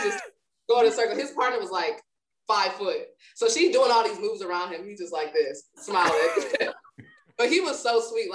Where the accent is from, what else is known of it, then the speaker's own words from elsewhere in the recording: Milwaukee, Wisconsin, United States; we're from Wisconsin